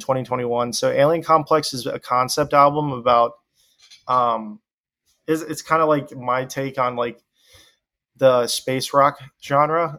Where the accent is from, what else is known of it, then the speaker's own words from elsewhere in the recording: Deep South, United States; growing up in the Deep South